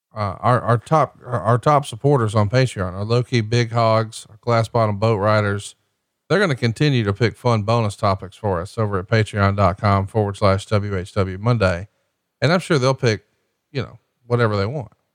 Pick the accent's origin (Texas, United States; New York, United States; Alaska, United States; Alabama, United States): Alabama, United States; I'm from Alabama